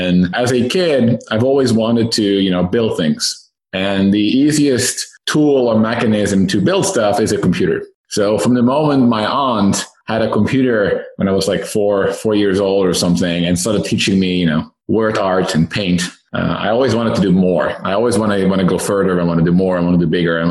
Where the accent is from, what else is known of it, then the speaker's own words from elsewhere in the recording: Netherlands; moved away as an adult; now in Silicon Valley, United States; I myself am Dutch, born and raised in the Netherlands. I moved to Silicon Valley about 6 years ago